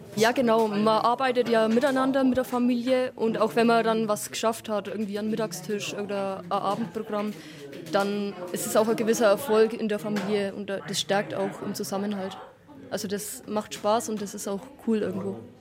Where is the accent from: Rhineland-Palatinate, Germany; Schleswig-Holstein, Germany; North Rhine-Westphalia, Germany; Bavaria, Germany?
Bavaria, Germany; Upper Franconia; born or raised there